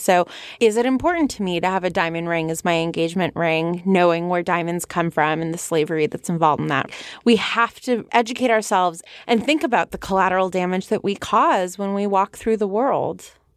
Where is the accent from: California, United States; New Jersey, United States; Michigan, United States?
California, United States; San Fernando Valley; accent: Valley Girl; my Valley Girl accent